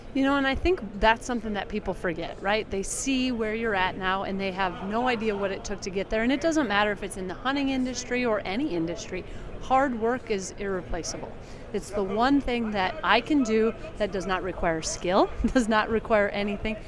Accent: South Dakota, United States; South Dakota, and the reason why is that is my home state

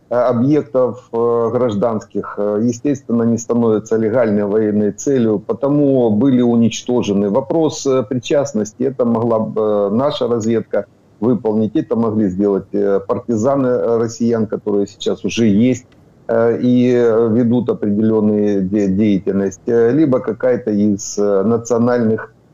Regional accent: Donetsk Oblast, Ukraine; я донецкий, я, Дон, я, я с Донбасса.

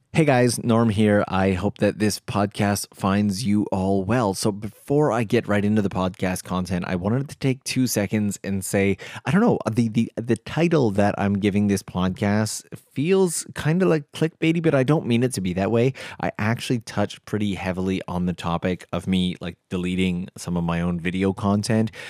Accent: Canada; now in Tokyo, Japan; I'm Canadian

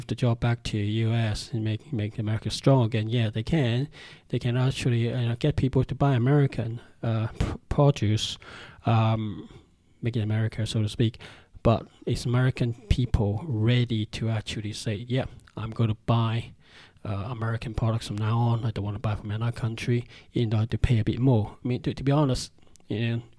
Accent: Hong Kong; now in United Kingdom; I'm from Hong Kong, China. I'm Chinese from Hong Kong, living in UK.

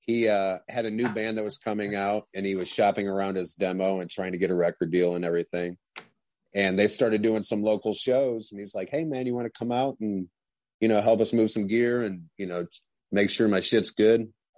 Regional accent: Huron, Ohio, United States; moved away as an adult; now in St. Petersburg, United States; I was born in Ohio in a small town called Huron. And now I'm living in St. Petersburg, Florida.

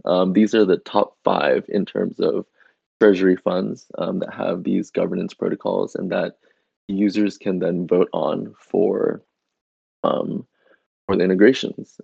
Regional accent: Indonesia; my home country of Indonesia

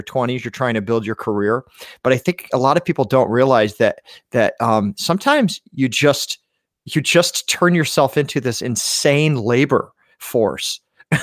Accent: New York, United States; as a New Yorker

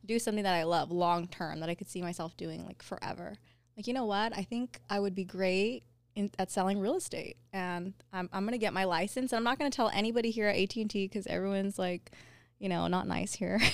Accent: Covina, California, United States; I grew up in Covina

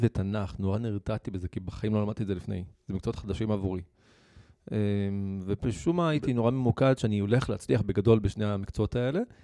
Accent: Rahat, Southern District, Israel; נולדתי וגדלתי ברהט

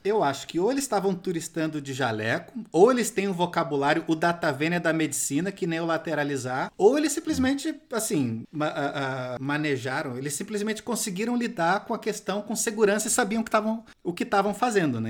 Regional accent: Rio de Janeiro, Brazil; a minha juventude eu passei em Santa Teresa no Rio de Janeiro

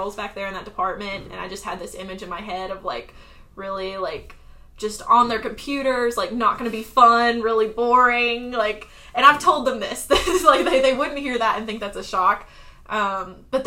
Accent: Arkansas, United States; moved away as an adult; also born or lived in Florida / South Carolina; now in Charleston, United States; I grew up in Arkansas

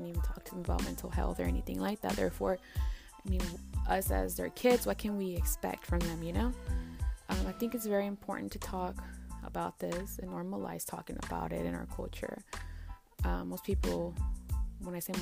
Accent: Dallas, Texas, United States; I was born and raised in Dallas, Texas. My parents are from Durango, Mexico

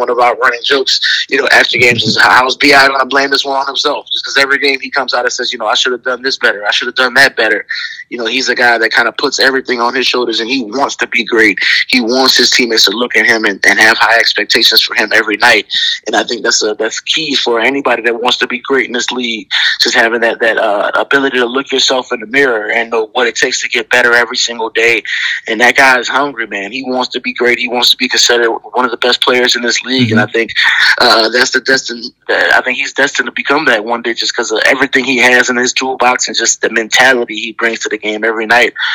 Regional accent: New Orleans, Louisiana, United States; a team from my hometown

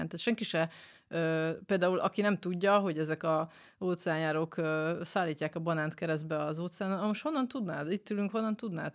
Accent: Debrecen, Hajdú-Bihar, Hungary; Debreceni vagyok

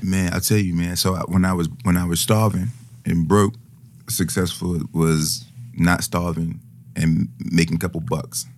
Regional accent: United States; I'm I'm an American, obviously, and yeah, I'm very American.

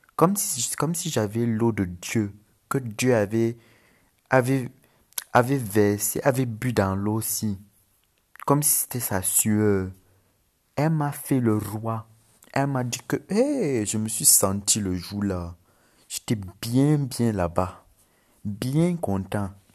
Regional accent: Cameroon; accent: Cameroonian; also born or lived in Lebanon; J'habite en Afrique au Cameroun, c'est pour ça que j'ai l'accent. Mais je suis libanais.

